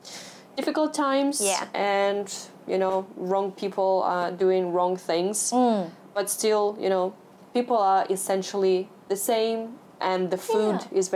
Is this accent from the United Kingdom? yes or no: no; Russia; born or raised there; moved away as an adult; now in Hong Kong